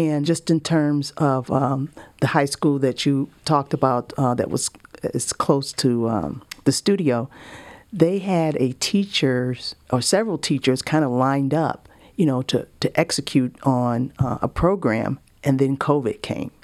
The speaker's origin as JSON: {"language": "English", "town": "Buffalo", "region": "New York", "country": "United States", "tie": "born or raised there", "moved": "yes", "lives_now": "Georgia, United States", "said": "I grew up in Buffalo, New York for a long time"}